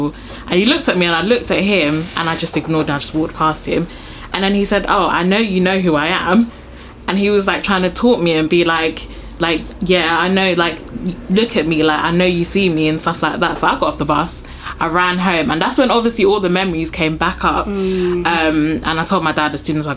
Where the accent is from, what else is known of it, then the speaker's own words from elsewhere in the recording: Nigeria; I'm Nigerian too